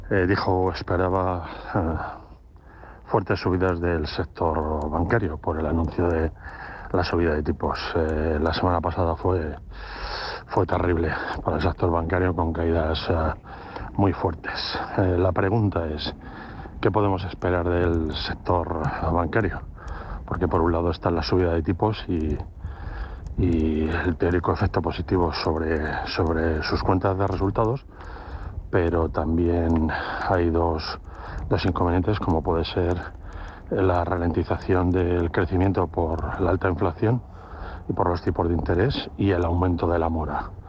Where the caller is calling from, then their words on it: Madrid, Community of Madrid, Spain; Eh, buenos días … de Madrid.